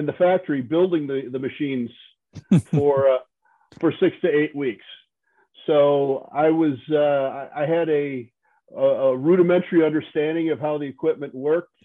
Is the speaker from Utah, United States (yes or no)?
no; Wisconsin, United States; moved away as an adult; I'm originally from Wisconsin.